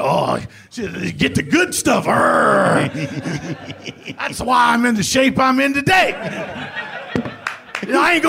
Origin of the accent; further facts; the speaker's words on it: Danville, Virginia, United States; moved away as an adult; also born or lived in Ohio; I grew up in Danville, Virginia, which is right on just north of Chapel Hill. Grew up in a small town, you know, and I went to college in Ohio. I didn't know I was a hillbilly.